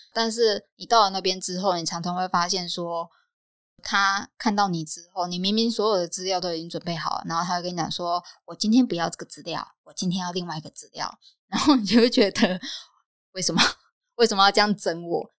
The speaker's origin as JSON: {"language": "Chinese", "country": "Taiwan", "tie": "born or raised there", "moved": "as an adult", "lives_now": "Thailand", "said": "一直以来在台湾的生活 ，它虽然是我的家乡没有错"}